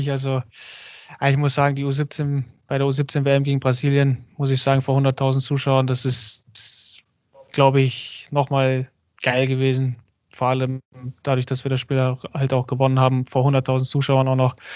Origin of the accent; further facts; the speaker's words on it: Germany; also ich bin Türke, ich fühle mich auch als Türke. Klar bin ich in Deutschland aufgewachsen, ich bin Deutschland auch, sagen wir mal, einiges dankbar.